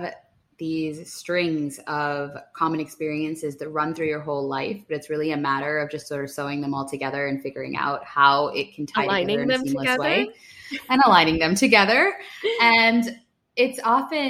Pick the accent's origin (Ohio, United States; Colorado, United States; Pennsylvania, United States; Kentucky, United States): Pennsylvania, United States; central; moved away as an adult; now in New York, United States; central Pennsylvania, which is where I'm from